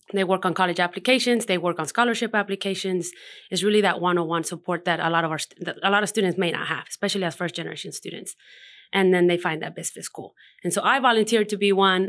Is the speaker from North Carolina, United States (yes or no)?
yes; Hendersonville, North Carolina, United States; born or raised there; also born or lived in Mexico